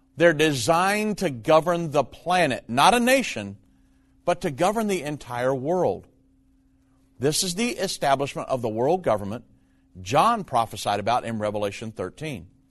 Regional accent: United States; as an American

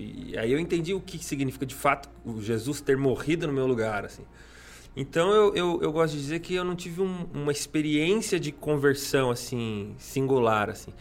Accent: Suzano, São Paulo, Brazil; also born or lived in Mogi das Cruzes; eu nasci em Mogi das Cruzes, mas eu fui criado em Suzano

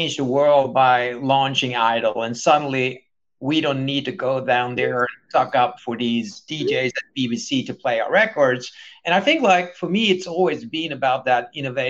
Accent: Sweden; growing up in Sweden

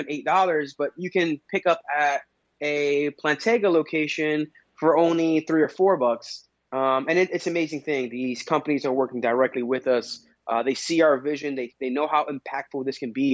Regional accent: New York City, New York, United States; moved away as an adult; now in New Jersey, United States; I'm born and raised in Queens, but I recently moved to New Jersey

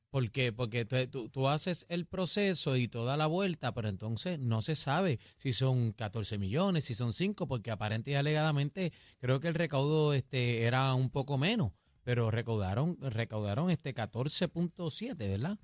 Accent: Puerto Rico; nos representa como puertorriqueños

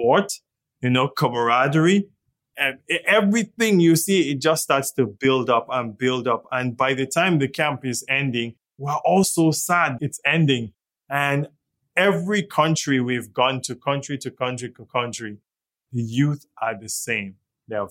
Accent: Zaria, Kaduna State, Nigeria; moved away as an adult; also born or lived in London; now in Toronto, Canada; I didn't grow up in the States. I grew up in Zaria.

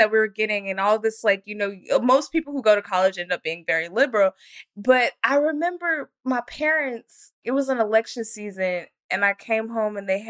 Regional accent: Frisco, Texas, United States; I didn't grow up in Utah, but I grew up in Frisco, Texas

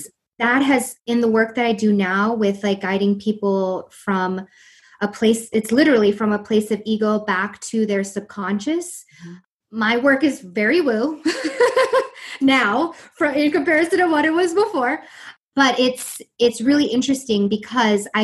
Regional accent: East Coast, United States; I'm from the East Coast

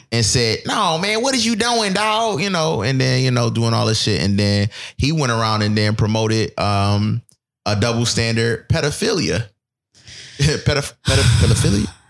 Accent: Buffalo, New York, United States; moved away; I'm from Buffalo

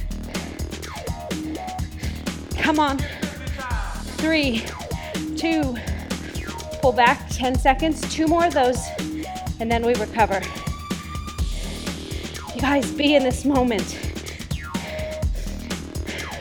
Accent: Phoenix, Arizona, United States; I was born in Phoenix, Arizona

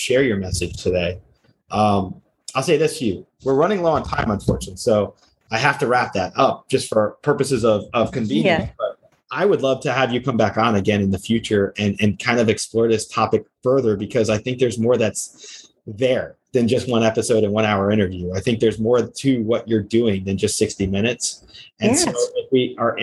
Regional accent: outside New York City, New Jersey, United States; I grew up outside New York City. I remember in Jersey

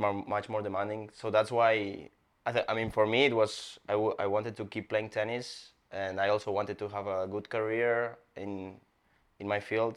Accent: Barcelona, Catalonia, Spain; English is a second language; moved away as an adult; now in Miami, United States; I'm from Spain, Barcelona, Spain

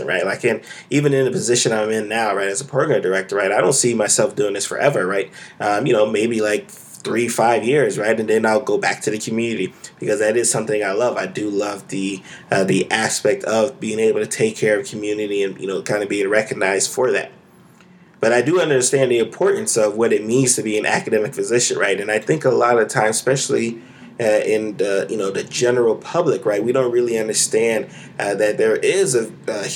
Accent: Florida, United States; you're born and raised in Florida

